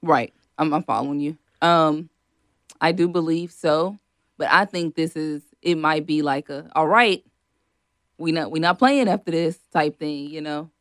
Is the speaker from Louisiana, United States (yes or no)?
yes; Shreveport, Louisiana, United States; moved away as an adult; now in Lafayette, United States; I'm from Shreveport